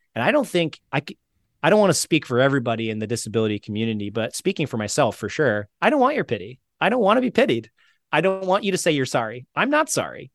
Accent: St. Petersburg, Florida, United States; moved away; in Tampa, which is near where I grew up in Saint Pete

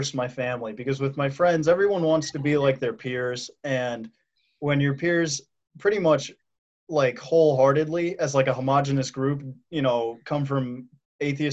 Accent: Washington, District of Columbia, United States; my journey with God has to have started out with growing up in Washington, D.C.

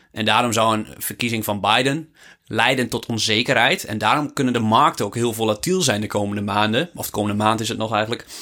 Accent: Netherlands; wij als Nederlands

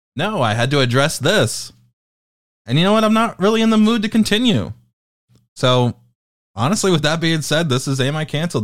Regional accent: United Kingdom; I am British

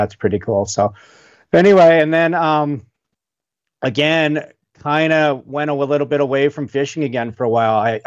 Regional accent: Northwest Wyoming, United States; most kids growing up in Wyoming or Northwest Wyoming, fishing was just one of those things you did with your parents or your dad or whatever

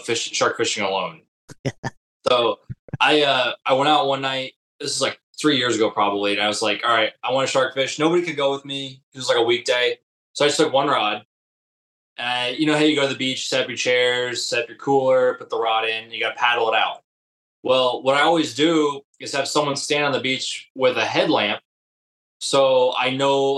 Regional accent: Ohio, United States; moved away as an adult; now in Florida, United States; I was born and bred, you know, raised in Ohio. I lived there until I was in my 20s.

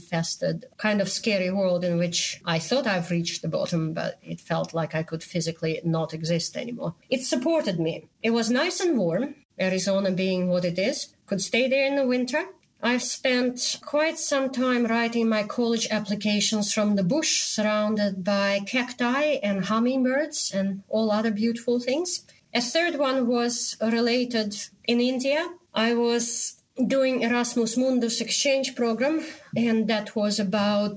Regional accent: Moscow, Russia; moved away; me growing up in the Soviet Union, in the country which is probably the worst country in the world right now. I was born in Moscow.

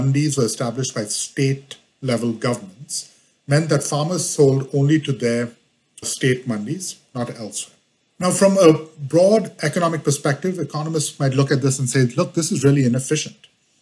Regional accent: Mumbai, Maharashtra, India; moved away as an adult; now in Washington, D.C., United States; I was born in India, grew up in Bombay all the way through high school, and then came to the U.S. for college

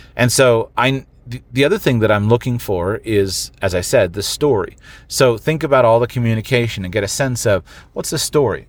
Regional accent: United States; I'm an American

